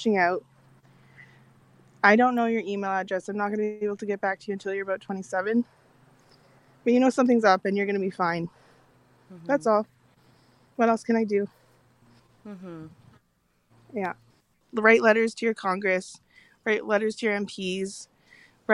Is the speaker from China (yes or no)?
no; South Korea; now in Canada; I'm from Korea